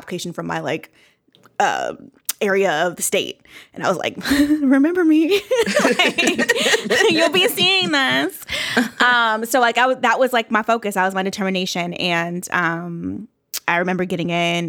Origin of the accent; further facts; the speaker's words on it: California, United States; I grew up in California, went to high school, middle school in California.